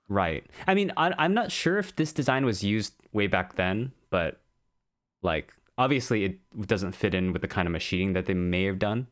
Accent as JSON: {"language": "English", "country": "United States", "said": "We're both American"}